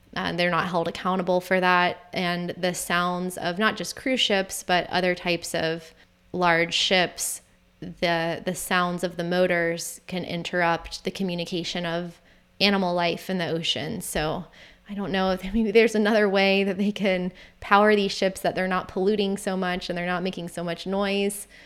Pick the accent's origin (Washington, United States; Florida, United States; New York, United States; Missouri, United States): Florida, United States; St. Augustine; moved away; And my city of Saint Augustine